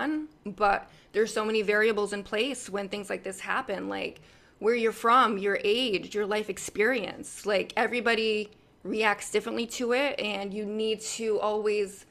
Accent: United States; I as an American

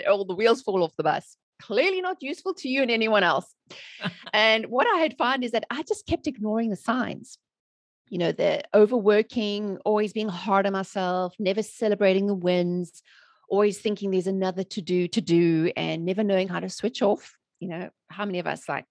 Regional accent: South Africa; moved away as an adult; now in United States; I'm originally from South Africa, born and raised. And I've living in the USA for almost 16 years now.

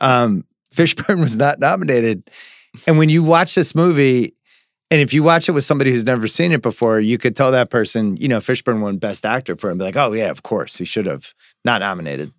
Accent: New England, United States; growing up in New England

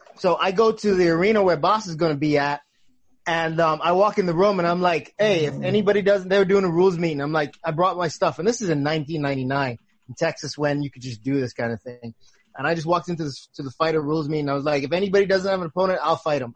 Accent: Bahamas; I grew up in the Bahamas

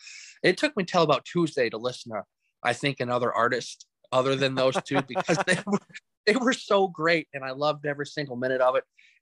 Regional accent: Carolina, United States; And then, church just kind of, growing up in Carolina there, just, being a straggler, going all over the place

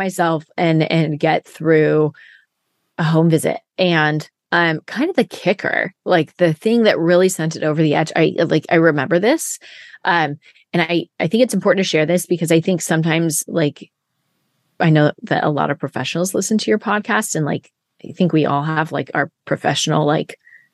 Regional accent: Siskiyou County, California, United States; I was from Siskiyou County

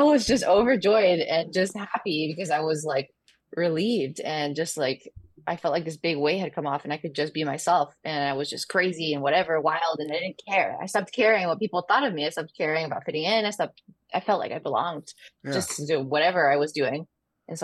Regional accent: Dallas, Texas, United States; also born or lived in Chihuahua, Mexico; And then we moved to Dallas, Texas.

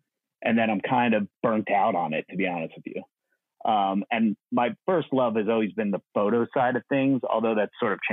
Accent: New Jersey, United States; I grew up in New Jersey

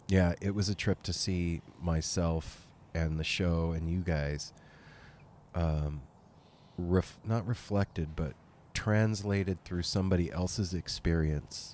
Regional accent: Las Vegas, Nevada, United States; now in Portland, United States; This whole crew, we're all from Vegas originally

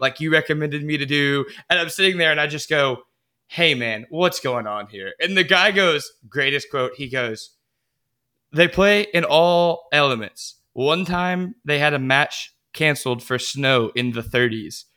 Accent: United States

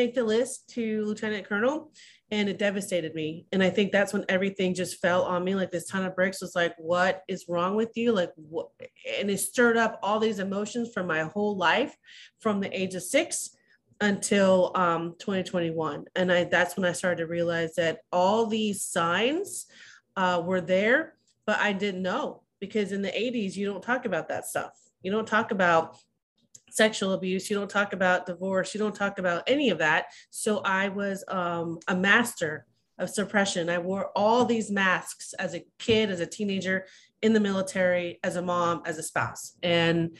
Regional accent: Simi Valley, California, United States; I was raised in a small town, which is not small anymore. It's Simi Valley, California

